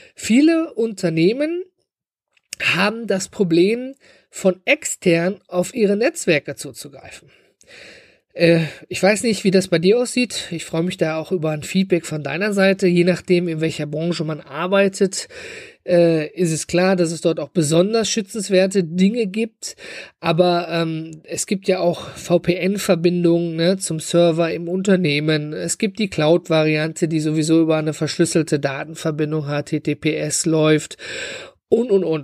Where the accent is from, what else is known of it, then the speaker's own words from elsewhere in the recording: Germany; hier bei uns in Deutschland